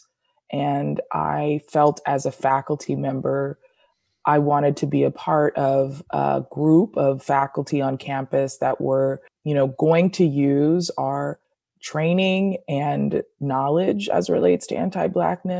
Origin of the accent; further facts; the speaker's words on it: Rowland Heights, California, United States; I am from Roland Heights, Southern California, which is in LA County, a small town